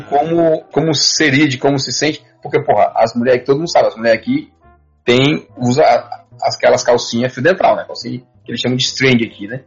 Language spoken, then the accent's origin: Portuguese; Northeast Region, Brazil; moved away as an adult; a gente veio do Nordeste, eu vim do Nordeste, você em parte também